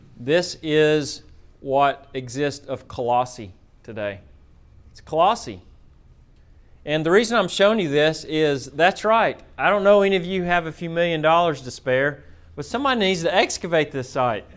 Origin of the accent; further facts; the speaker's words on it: Florence, Alabama, United States; moved away; I'm from Florence, Alabama. Um, I grew up uh, as a hillbilly